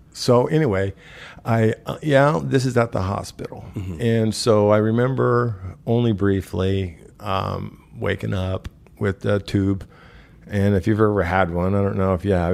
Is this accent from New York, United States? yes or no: no; Omaha, Nebraska, United States; moved away as an adult; also born or lived in Council Bluffs, Iowa; I was born in Council Bluffs, Iowa. I moved to Omaha, Nebraska. Was raised there